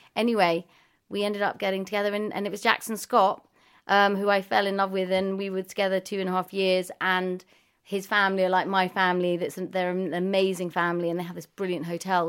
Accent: London, United Kingdom; I was born in Primrose Hill, and I've kind of moved in and out of the area

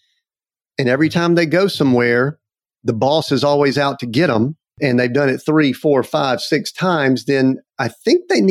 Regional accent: the South, United States; I'm from the South, so I'll use a little bit of vernacular

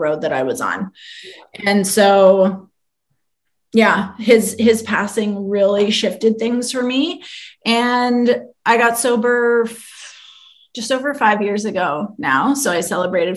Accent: London, Ontario, Canada; now in Toronto, Canada; I am from London, Ontario, Canada, which is not too far from here

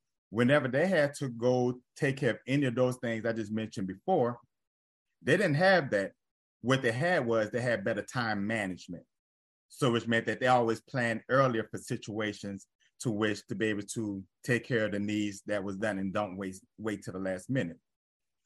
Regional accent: New Orleans, Louisiana, United States; moved away; in my home state, in my home city

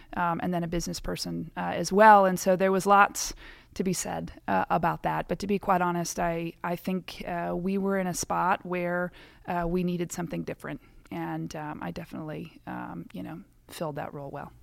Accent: Syracuse, Indiana, United States; moved away as an adult; now in Findlay, United States; I'm originally from Syracuse, Indiana

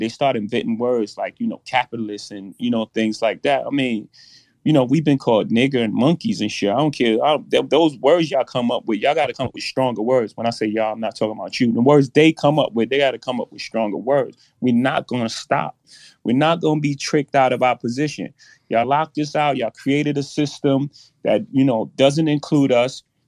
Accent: New York City, New York, United States; I come from Marcy Projects. In my first house, six fifteen Lexington Avenue, my mo, grandmother's house

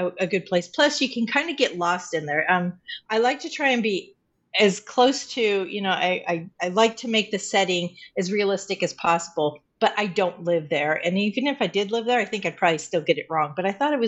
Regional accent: Colorado Springs, Colorado, United States; moved away as an adult; I was born in Colorado Springs, grew up in Colorado Springs, and then married and moved away

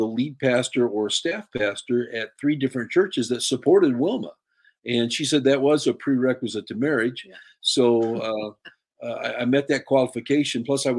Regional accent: Pekin, Illinois, United States; My parents started attending the Assembly of God Church in my hometown of Pekin when I was just about 4 months old

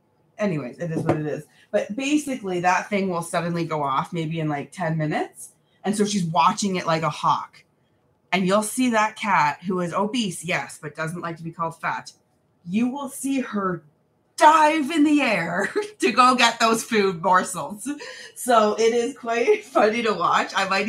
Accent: New Zealand; Hello, I'm like from New Zealand. That is very far away.

